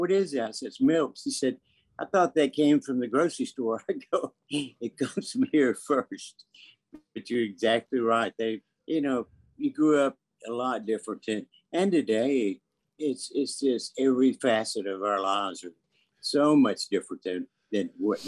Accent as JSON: {"language": "English", "region": "the South", "country": "United States", "tie": "born or raised there", "said": "growing up in the South, you know, I started out when I was 9 years old, you know."}